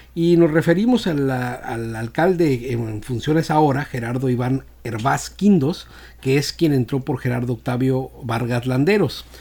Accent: Escuinapa, Sinaloa, Mexico; Yo soy del municipio de Escuinapa

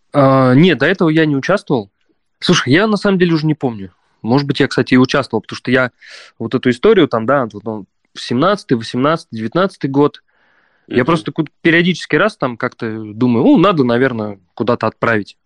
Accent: Prokopyevsk, Kemerovo Oblast, Russia; moved away as an adult; also born or lived in Saint Petersburg / Balkans; я вернулся в свой родной город и пять лет тут живу

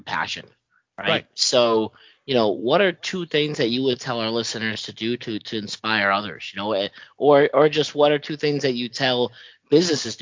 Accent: United States; now in Ottawa, Canada; I'm from the States originally

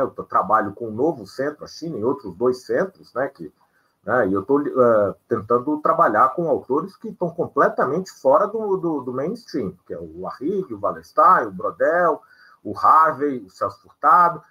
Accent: Minas Gerais, Brazil; eu sou mineiro como a editora

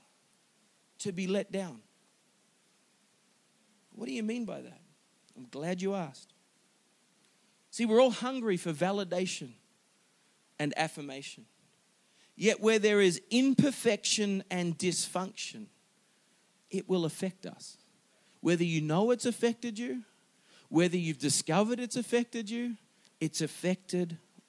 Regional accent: Singapore; I was born in Singapore. Got a Singaporean citizenship

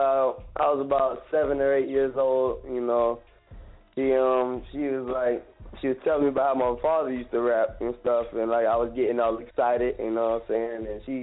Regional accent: Florida, United States; Yeah, I mean, Florida boy swag.

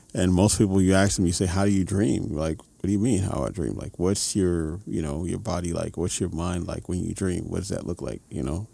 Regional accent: New York City, New York, United States; now in Los Angeles, United States; Music kid in New York City

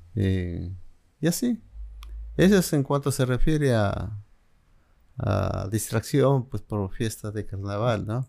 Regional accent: Jesús, Cajamarca, Peru; moved away as an adult; also born or lived in Guadalupe, La Libertad, Peru; now in Lima, Peru; yo prácticamente mm, crecí en tres lugares a los que amo. Jesús, mi infancia, eh, Cajamarca, mm, mi adolescencia como estudiante y mis estudios profesionales en Lima

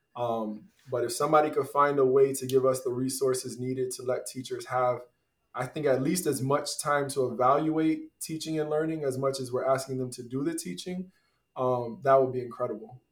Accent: Tampa, Florida, United States; now in Aventura, United States; I grew up in Tampa, Florida

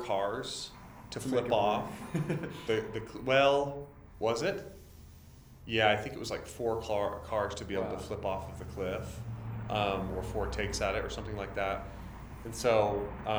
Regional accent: Idaho, United States; growing up in Idaho

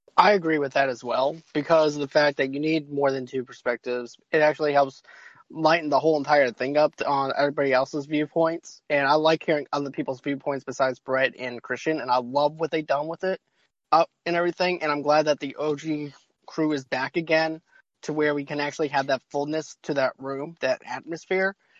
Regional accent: Boston, Massachusetts, United States; I'm from Boston

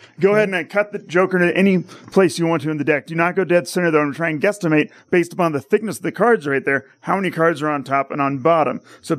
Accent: Cameron Park, California, United States; also born or lived in Modesto, California; now in Las Vegas, United States; born in Modesto and then moved out to The Foothills out in Placerville.

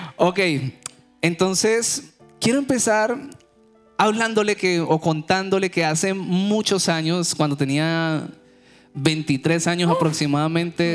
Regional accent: Cali, Valle del Cauca, Colombia; moved away as an adult; now in United States; Cali, de donde soy yo

